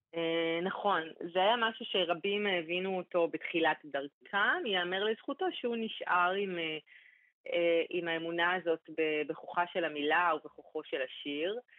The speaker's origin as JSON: {"language": "Hebrew", "town": "Holon", "region": "Tel Aviv District", "country": "Israel", "said": "אצלנו זה חולון"}